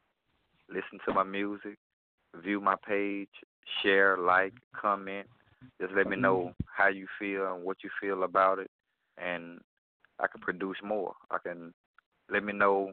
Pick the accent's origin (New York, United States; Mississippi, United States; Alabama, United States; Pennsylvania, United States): Mississippi, United States; Gloster; now in Baton Rouge, United States; I was born in Gloucester, Mississippi, and where I reside in Baton Rouge, Louisiana right now. But I'm originally from Gloucester, Mississippi